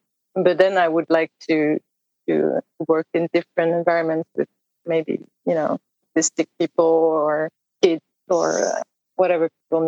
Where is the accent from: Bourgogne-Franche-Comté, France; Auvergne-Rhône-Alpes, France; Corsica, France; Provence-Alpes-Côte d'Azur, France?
Provence-Alpes-Côte d'Azur, France; a village near Aix-en-Provence; moved away as an adult; also born or lived in Stockholm, Sweden; Not far from where I moved recently in Aix-en-Provence. It's the Provence, south of France, a very tiny village as well.